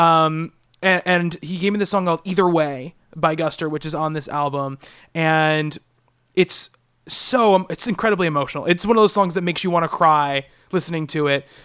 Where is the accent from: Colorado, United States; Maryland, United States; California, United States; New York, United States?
New York, United States; Long Island; growing up on Long Island